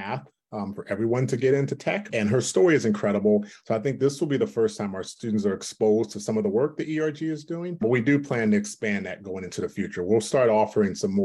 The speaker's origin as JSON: {"language": "English", "area": "East Bay", "region": "California", "country": "United States", "tie": "born or raised there", "said": "where we grew up in the East Bay at the time, back in the mid 80s"}